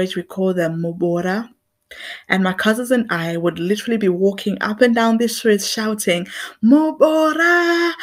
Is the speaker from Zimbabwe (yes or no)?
yes; Zimbabwe; now in England; I grew up in Zimbabwe